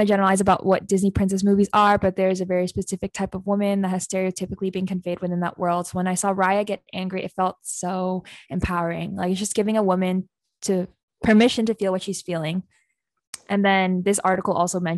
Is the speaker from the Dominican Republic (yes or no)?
no; Philippines; I'm Filipino